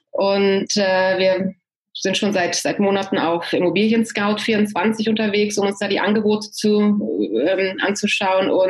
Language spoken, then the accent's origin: German; Hanover, Lower Saxony, Germany; moved away as an adult; also born or lived in Italy; now in San Francisco Bay Area, United States; Ich äh, bin gebürtige Deutsche, komme aus Hannover, äh, bin aber nach dem Abitur ausgewandert, erst Italien und jetzt seit, äh, oh Gott, 15, mehr als 15 Jahren in der San Francisco Bay Area